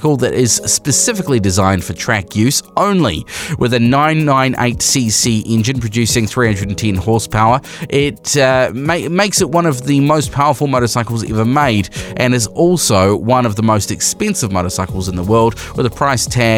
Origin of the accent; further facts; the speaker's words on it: New Zealand; We are Kiwi motorcyclists